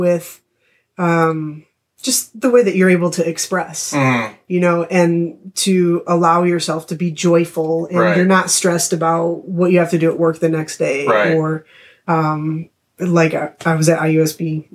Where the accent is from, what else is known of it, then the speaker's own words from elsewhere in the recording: Crown Point, Indiana, United States; now in Mishawaka, United States; I grew up in Crown Point, Indiana